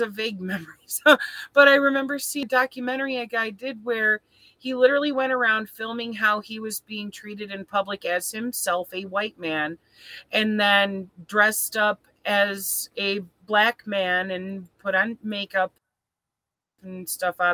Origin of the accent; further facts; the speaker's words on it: Flint, Michigan, United States; moved away; I'm from Flint, and this is a city that is mostly poor people all living